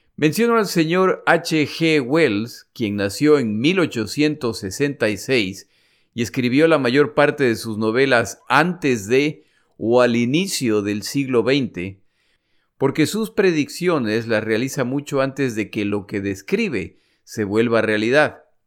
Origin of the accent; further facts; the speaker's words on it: Ecuador; moved away; also born or lived in United States; mi país, el Ecuador